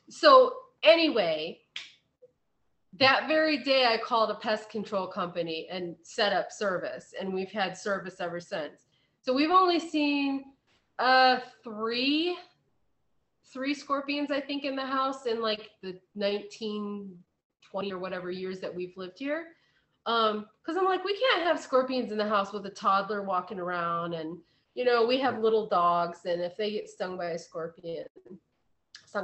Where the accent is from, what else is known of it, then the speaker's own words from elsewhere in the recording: Ohio, United States; moved away; I grew up in Ohio. We don't have scorpions.